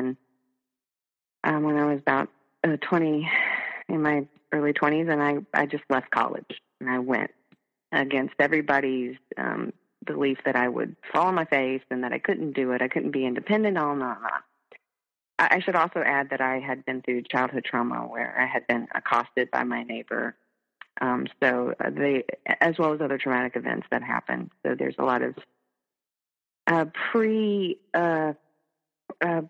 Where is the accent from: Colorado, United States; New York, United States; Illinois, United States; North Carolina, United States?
North Carolina, United States; moved away; my home state, which is North Carolina